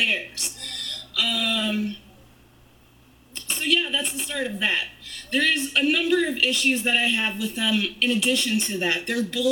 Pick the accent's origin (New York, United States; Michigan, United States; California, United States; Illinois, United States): Illinois, United States; Chicago; I fucking born and raised in Chicago